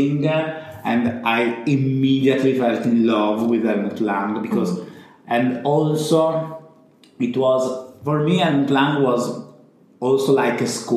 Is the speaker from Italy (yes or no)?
yes; Rimini, Emilia-Romagna, Italy; English is a second language; my family lived in a countryside, in a house, really in the middle of the mountain. I come back from Rimini, but Rimini is the center. Mm-hmm. My parents live 20 minutes in the hills, mm-hmm. close to Rimini